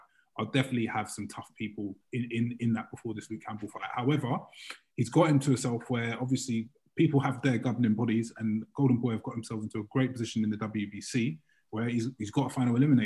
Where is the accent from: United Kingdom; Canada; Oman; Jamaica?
United Kingdom; us as British fight fans